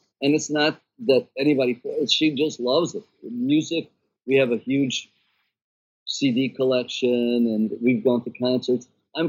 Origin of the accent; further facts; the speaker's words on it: United States; I realize I'm in the United States. I'm an American.